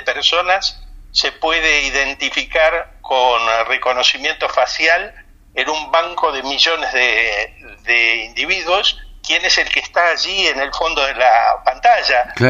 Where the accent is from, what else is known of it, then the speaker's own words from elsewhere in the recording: Argentina; now in Spain; también soy argentino